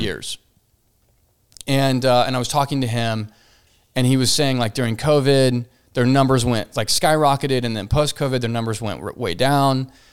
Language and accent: English; Fort Worth, Texas, United States; Here, Fort Worth, Texas